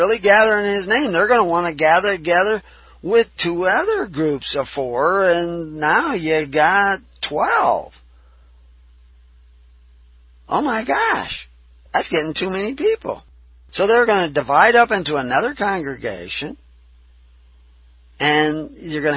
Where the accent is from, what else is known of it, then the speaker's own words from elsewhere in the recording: Texas, United States; accent: southern; I can use a southern accent because I was raised in Texas.